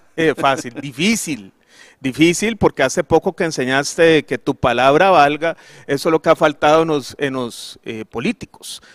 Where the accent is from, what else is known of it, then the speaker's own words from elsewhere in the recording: Costa Rica; nosotros como ticos